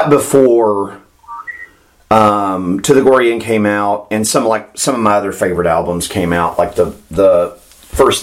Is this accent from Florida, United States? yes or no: yes; Florida, United States; me growing up in Florida